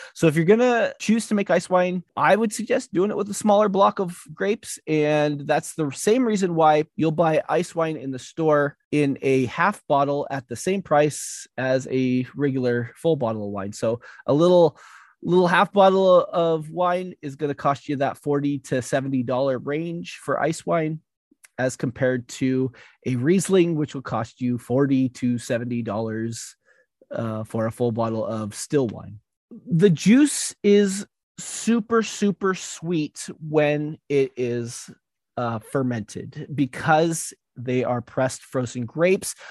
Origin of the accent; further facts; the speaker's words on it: United States; we're American.